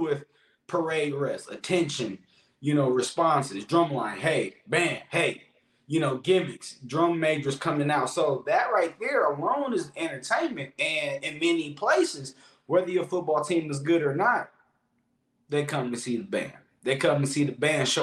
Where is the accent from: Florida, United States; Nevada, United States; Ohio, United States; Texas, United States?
Ohio, United States; Columbus; me growing up in Columbus, Ohio, it's the inner city